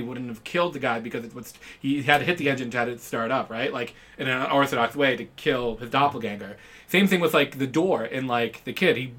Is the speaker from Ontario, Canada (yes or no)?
yes; Ontario, Canada; we grew up in Canada, in particular Ontario